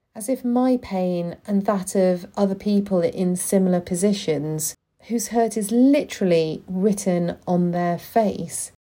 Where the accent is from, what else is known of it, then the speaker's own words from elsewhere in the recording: United Kingdom; I was born and raised in the U K